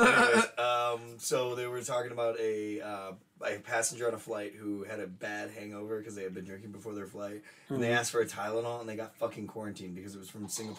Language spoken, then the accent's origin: English; United States